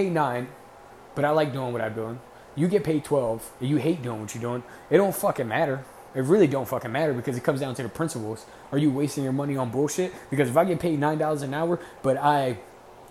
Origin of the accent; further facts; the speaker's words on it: Camden, New Jersey, United States; I'm from Camden. There's no fucking dreams out Camden